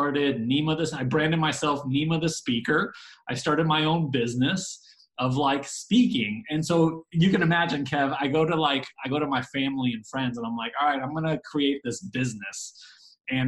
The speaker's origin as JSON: {"language": "English", "area": "Bay Area", "region": "Northern California", "country": "United States", "tie": "born or raised there", "moved": "as an adult", "lives_now": "Dallas, United States", "said": "I grew up in the Bay Area, moved to Dallas in 2010"}